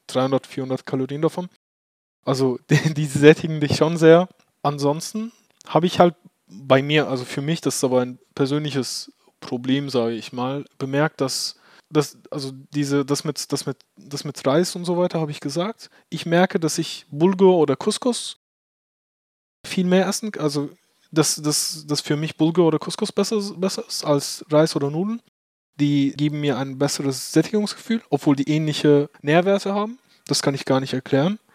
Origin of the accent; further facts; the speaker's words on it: Turkey; now in Germany; ich bin ja in der Türkei geboren